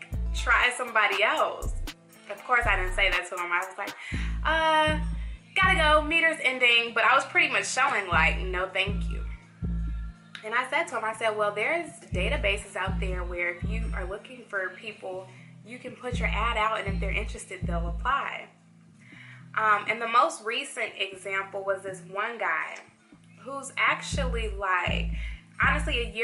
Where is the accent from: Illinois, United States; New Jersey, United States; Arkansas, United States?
Illinois, United States; Chicago; now in Atlanta, United States; I'm from Chicago, and in Chicago, people are a little more straight up